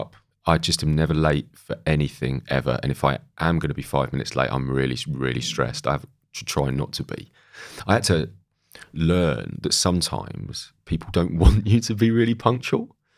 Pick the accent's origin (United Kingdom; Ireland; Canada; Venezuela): United Kingdom; Great Yarmouth, East of England; I grew up in Great Yarmouth by the sea